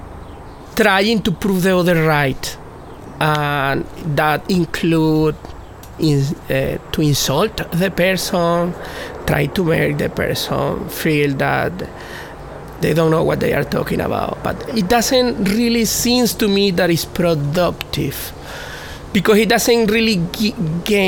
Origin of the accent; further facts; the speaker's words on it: Venezuela; English is a second language; moved away as an adult; now in United States; growing up in Venezuela